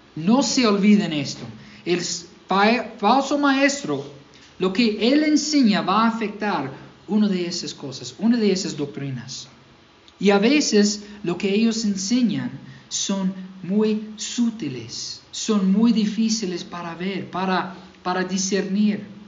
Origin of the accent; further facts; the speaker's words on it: Mississippi, United States; Spanish is a second language; moved away; yo soy de Mississippi